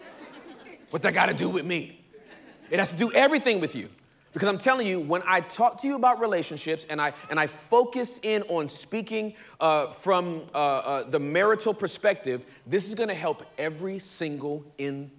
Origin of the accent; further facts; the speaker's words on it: Inglewood, California, United States; I'm from Inglewood, California. The hood part, pre-gentrification.